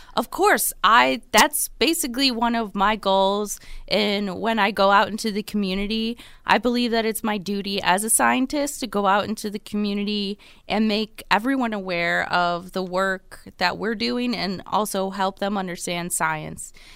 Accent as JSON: {"language": "English", "town": "Buffalo", "region": "New York", "country": "United States", "tie": "born or raised there", "also_born_or_lived": "Rochester / Chapel Hill", "said": "I am originally from Buffalo"}